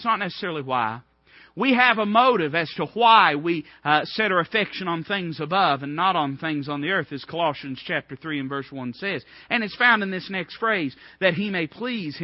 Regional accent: United States; I'm not saying I'm not an American

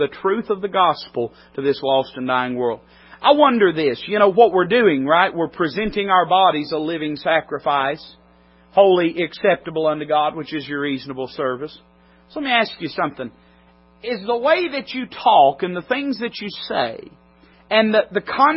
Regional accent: United States; I'm an American citizen, proudly so.

